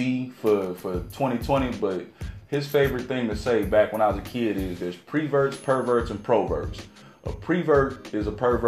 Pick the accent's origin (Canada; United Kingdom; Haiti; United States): United States; Cincinnati, Ohio; now in Atlanta, United States; I grew up in Madisonville, part of Cincinnati, Ohio